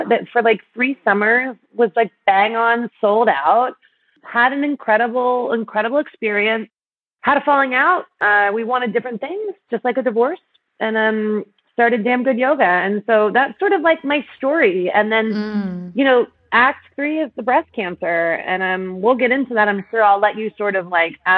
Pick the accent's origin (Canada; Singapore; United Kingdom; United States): United States; Pittsburgh, Pennsylvania; moved away as an adult; also born or lived in Cincinnati; now in New York, United States; I grew up in Pittsburgh, so I'm a Midwest girl